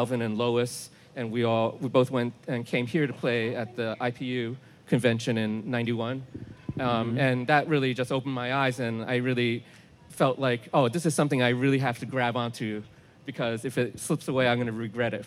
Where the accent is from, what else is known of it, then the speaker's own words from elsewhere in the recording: New York, United States; moved away as an adult; also born or lived in Olympia, Washington; I grew up in New York